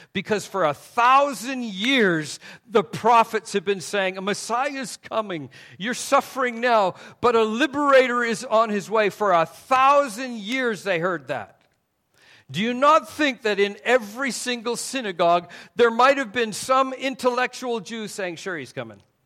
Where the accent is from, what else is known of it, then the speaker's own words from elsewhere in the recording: Canada; also born or lived in Taiwan; Even though I'm from Canada, it was Southern Baptists who came up and reached my parents